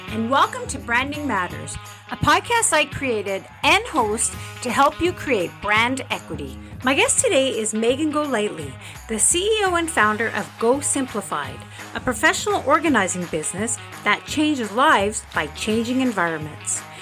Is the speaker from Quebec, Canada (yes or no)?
yes; Montreal, Quebec, Canada; moved away as an adult; now in Calgary, Canada; I'm originally from Montreal